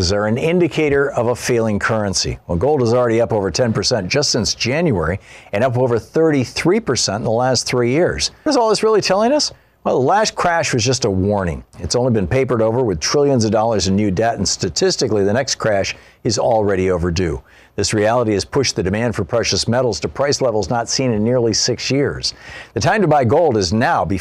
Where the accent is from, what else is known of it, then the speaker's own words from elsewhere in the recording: Michigan, United States; I grew up in Michigan